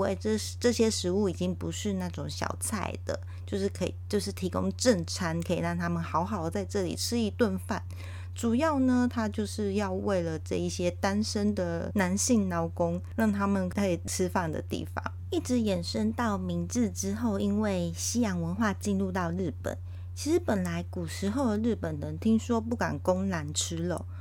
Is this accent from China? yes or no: no; Taiwan; 我们身为台湾人太听话了呢？ 还是我们就是莫名其妙有一种天生的劳碌命，使命必达